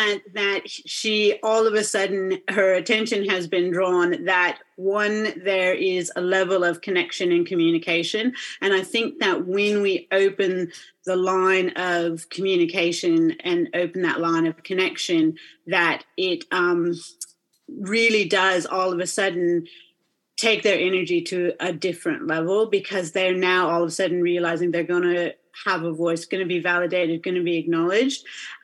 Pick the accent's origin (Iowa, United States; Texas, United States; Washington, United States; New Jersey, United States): Washington, United States; accent: American Aussie hybrid; now in Perth, Australia; I do have a bit of a funky American Aussie hybrid blend accent going. So I am originally from Washington State. However, I've been here in Perth, Western Australia for over 20 years now.